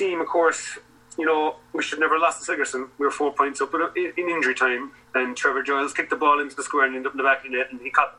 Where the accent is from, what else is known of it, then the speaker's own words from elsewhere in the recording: Ireland; We came from Cork and Kerry, myself and mine